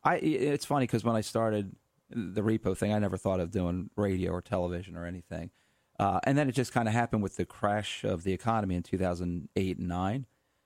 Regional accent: Philadelphia, Pennsylvania, United States; We're from Philadelphia.

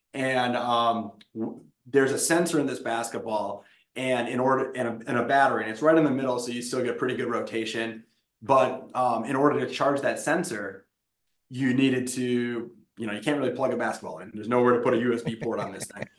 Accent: Wisconsin, United States; moved away as an adult; I'm from Wisconsin.

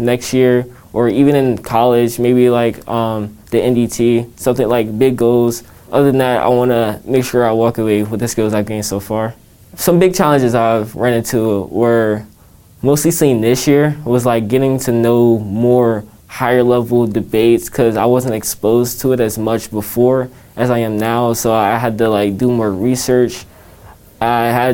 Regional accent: Washington, District of Columbia, United States; I grew up in a variety of different places, but mainly in the D.C. area.

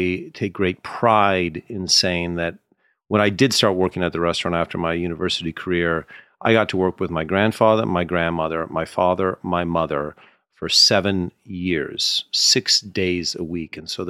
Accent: Canada; Yes, myself and Ted Cruz of Canadian origin.

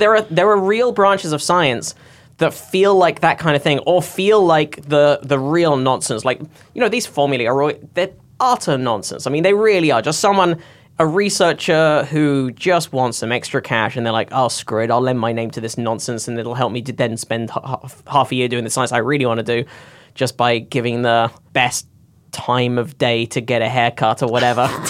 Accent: United Kingdom; I grew up in the Britain where the Daily Mail is one

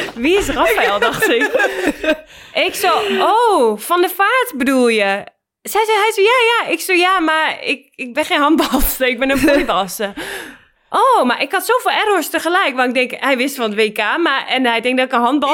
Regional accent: Netherlands; moved away; ik was in Bijlen, waar ik ben opgegroeid

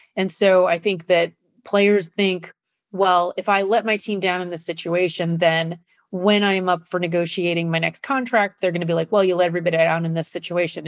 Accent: Nebraska, United States; I grew up in Nebraska

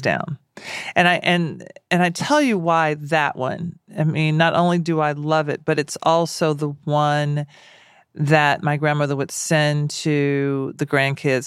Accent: Nashville, Tennessee, United States; I'm black and I'm from Nashville.

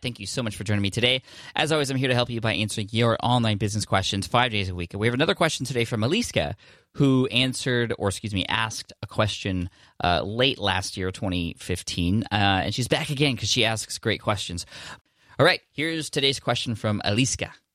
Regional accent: Czechia; I'm from Czech Republic

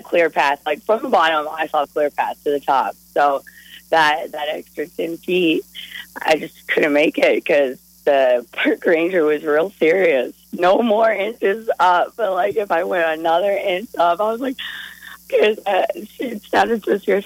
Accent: Colorado, United States; now in Omaha, United States; I'm actually from Colorado

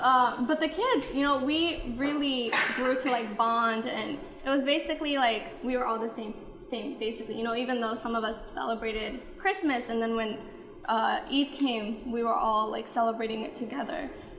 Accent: United States; I grew up in America, and I didn't have women that looked like me or little girls, so I know what it's like to not have

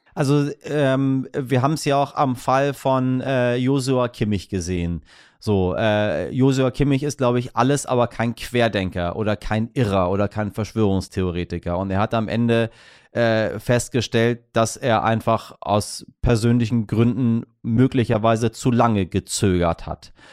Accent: Hamburg, Germany; als Hamburger

